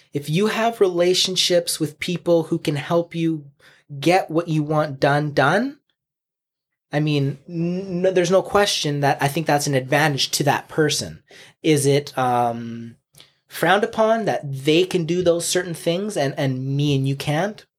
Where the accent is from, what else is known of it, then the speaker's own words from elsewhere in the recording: Chilliwack, British Columbia, Canada; I grew up on Berkeley Avenue, which is downtown Chilliwack